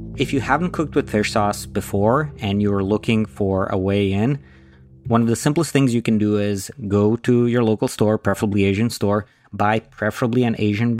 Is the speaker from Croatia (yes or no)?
yes; Croatia; moved away as an adult; now in United States; I grew up in Croatia. I moved to the US when I was 19